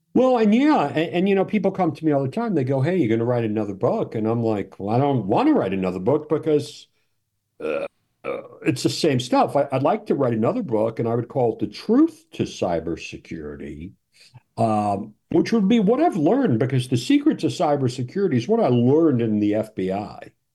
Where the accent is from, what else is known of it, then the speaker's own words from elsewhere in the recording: New York, United States; I'm from New York